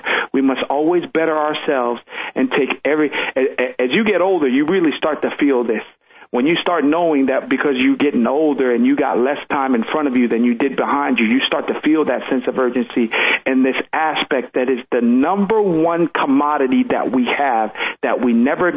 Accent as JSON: {"language": "English", "town": "Pomona", "region": "California", "country": "United States", "tie": "born or raised there", "also_born_or_lived": "Tonga", "second_language": "English", "said": "the hood where I grew up in Pomona"}